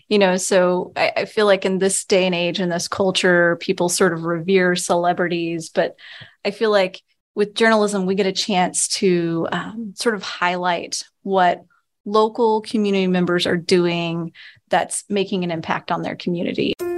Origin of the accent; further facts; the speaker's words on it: Texas, United States; also born or lived in Louisiana / Pennsylvania / New York / Virginia; now in Vermont, United States; I grew up in Texas, so I'm a long way from, from my original home